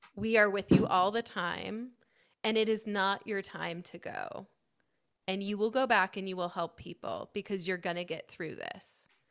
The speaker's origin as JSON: {"language": "English", "area": "Kitsap Peninsula", "region": "Washington", "country": "United States", "tie": "born or raised there", "said": "I grew up on the Kitsap Peninsula in Washington State near Seattle"}